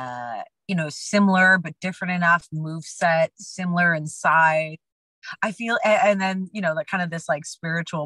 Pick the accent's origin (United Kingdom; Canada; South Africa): Canada; we're both Canadian.